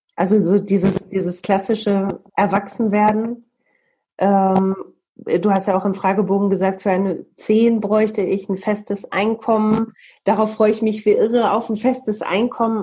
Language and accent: German; Bielefeld, North Rhine-Westphalia, Germany